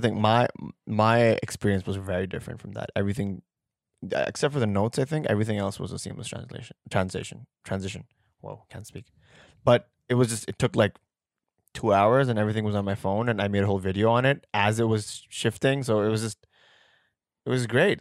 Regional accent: Pakistan; we're Pakistani

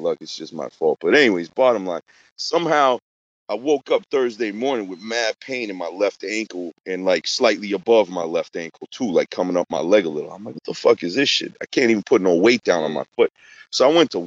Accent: Boston, Massachusetts, United States; I'm from Boston

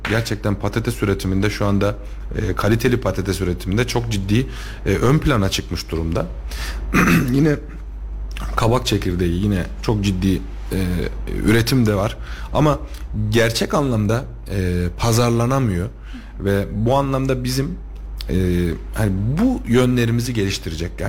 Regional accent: Tomarza, Kayseri Province, Turkey; Hani bir ya ben Tomarzalıyım. Tomarza'dan bir terörist çıkar mı diye söyledim. Yani buradan bura, bu yörede burada büyümüş birisinden bir terörist çıkar mı diye diye söyledim.

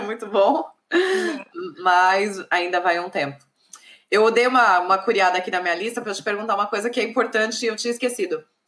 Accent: São Paulo, Brazil; moved away; Eu sou de São Paulo

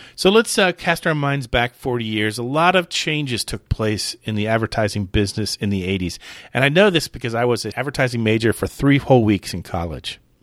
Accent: Clearwater, Florida, United States; Home Shopping Network used to be based in my hometown. So it's it's based in Clearwater

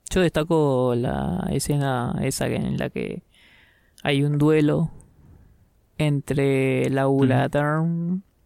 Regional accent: Argentina; yo soy argentino

